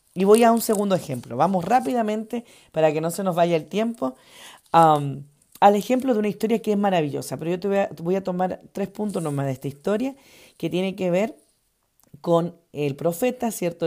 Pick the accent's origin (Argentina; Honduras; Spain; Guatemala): Argentina; also born or lived in Chile / Ecuador; now in United States; Me crié en Argentina, al ladito de Chile. Amo esa ciudad, amo ese país, porque es mi país de crianza, a pesar que he nacido en Chile.